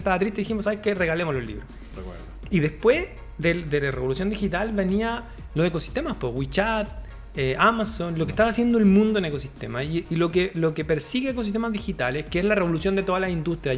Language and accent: Spanish; Chile; somos de Chile